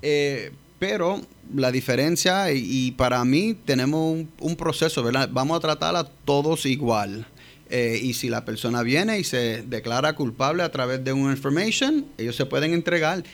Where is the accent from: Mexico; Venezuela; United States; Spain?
United States; New York; Spanish is a second language; now in Puerto Rico; Soy yo nacido y criado en Nueva York, padre -huh. padres puertorriqueños, mi mamá es de Bayamón y mi papá de San Germán